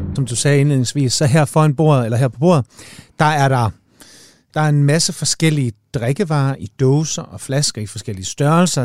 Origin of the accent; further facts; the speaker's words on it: Denmark; jeg er fra Jylland